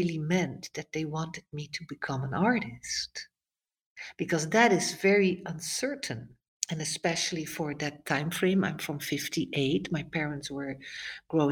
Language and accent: English; Netherlands; moved away; I was growing up in the Netherlands.